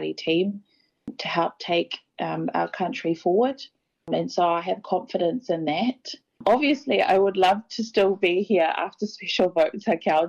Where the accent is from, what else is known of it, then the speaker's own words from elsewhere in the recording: New Zealand; I'm a New Zealander.